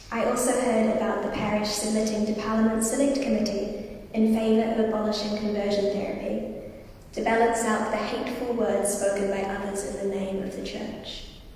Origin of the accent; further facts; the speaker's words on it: Wellington, New Zealand; Growing up in Wellington